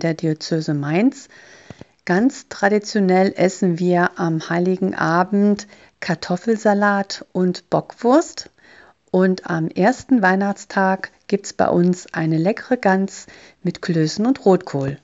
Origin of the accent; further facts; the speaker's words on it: Estonia; now in Ludwigshafen, Germany; Ich komme aus Estland